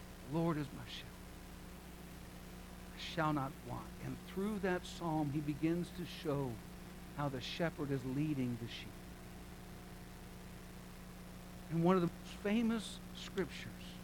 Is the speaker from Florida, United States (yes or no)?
yes; Sarasota, Florida, United States; moved away as an adult; also born or lived in British Columbia, Canada; I grew up here in Sarasota.